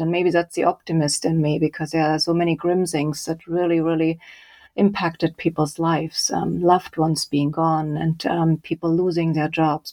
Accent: Leipzig, Saxony, Germany; moved away; So I grew up in Germany. I did an engineering degree um, in Leipzig, my hometown

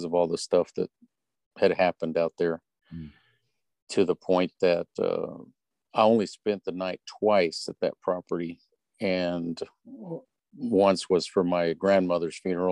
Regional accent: West Texas, United States; moved away as an adult; now in East Texas, United States; I was born and raised in West Texas, and I don't live there now

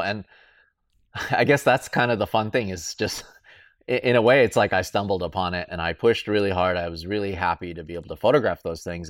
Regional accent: Southern California, United States; I grew up in Southern California

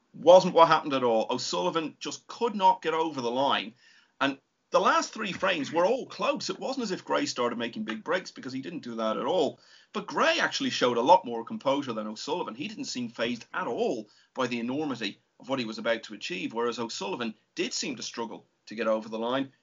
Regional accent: Ireland; being an Irishman

